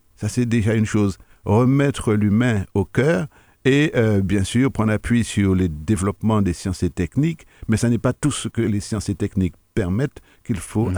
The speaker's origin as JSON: {"language": "French", "country": "Martinique", "said": "Je suis un Martiniquais"}